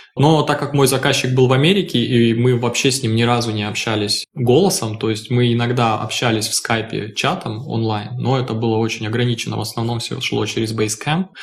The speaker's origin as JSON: {"language": "Russian", "town": "Krasnoyarsk", "region": "Krasnoyarsk Krai", "country": "Russia", "tie": "born or raised there", "moved": "as an adult", "lives_now": "Hamburg, Germany", "said": "я из Красноярска, коренной угу. красноярец, можно сказать."}